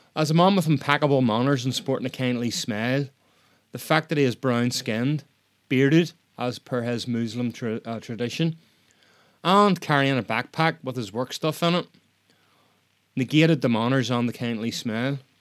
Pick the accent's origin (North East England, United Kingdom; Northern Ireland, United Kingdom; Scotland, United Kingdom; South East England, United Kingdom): Northern Ireland, United Kingdom; I'm Northern Irish